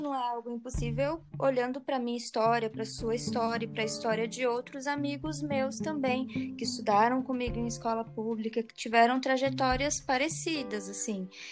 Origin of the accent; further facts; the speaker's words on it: Hortolândia, São Paulo, Brazil; also born or lived in Marília; adolescência foi em Hortolândia